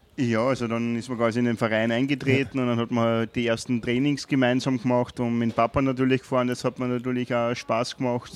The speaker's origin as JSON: {"language": "German", "town": "Wolkersdorf", "region": "Lower Austria", "country": "Austria", "tie": "born or raised there", "also_born_or_lived": "Carinthia / Vienna", "moved": "as an adult", "said": "in der Ortschaft in Wolkersdorf, wo ich aufgewachsen bin"}